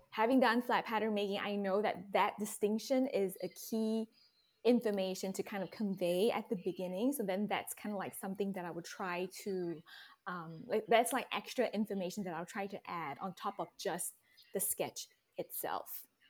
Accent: Singapore; moved away as an adult; also born or lived in Texas Hill Country, United States; now in Texas, United States; I was born and raised in Singapore, but I now live in the beautiful Texas Hill Country

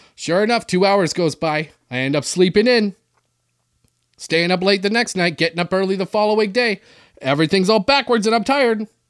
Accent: Canada; I'm from Canada where everybody plays hockey

